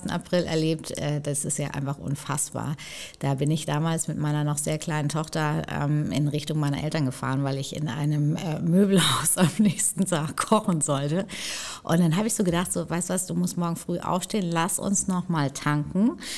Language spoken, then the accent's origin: German; Hamburg, Germany; Klar, also wir kommen ja beide aus Hamburg und so weiter.